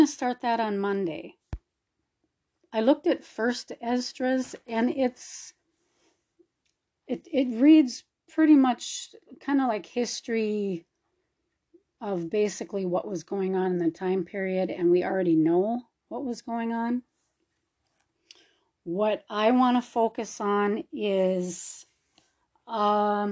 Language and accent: English; Minnesota, United States; moved away; I'm from Minnesota originally